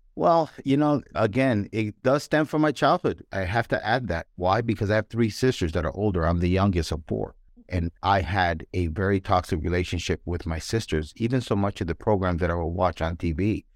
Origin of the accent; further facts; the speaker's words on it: New York City, New York, United States; I grew up in New York